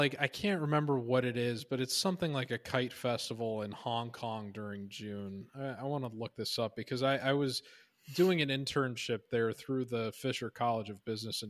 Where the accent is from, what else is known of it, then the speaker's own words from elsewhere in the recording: Ireland; I will say as an Irish person, I've always found it funny that Cinco de Mayo is a pretty big hit over there.